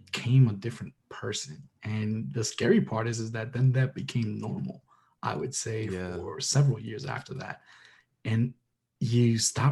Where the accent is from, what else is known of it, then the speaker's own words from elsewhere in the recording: New York City, New York, United States; I'm a New Yorker, Dominicano